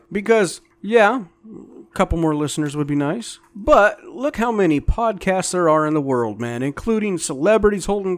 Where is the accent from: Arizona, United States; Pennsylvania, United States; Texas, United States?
Arizona, United States; San Carlos Lake; I grew up on San Carlos Lake. Loved it. I mean, it's a gorgeous lake. It has some of the best fishing in the state of Arizona